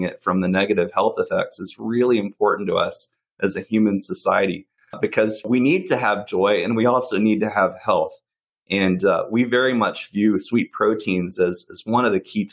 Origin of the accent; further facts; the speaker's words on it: Alabama, United States; growing up in Alabama